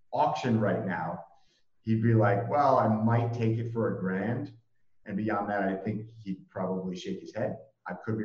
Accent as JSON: {"language": "English", "region": "Rhode Island", "country": "United States", "tie": "born or raised there", "said": "I grew up in Rhode Island"}